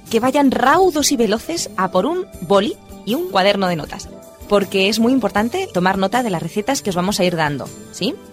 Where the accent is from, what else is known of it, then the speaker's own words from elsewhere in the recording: Huesca, Aragon, Spain; En el norte, en Huesca, de donde yo soy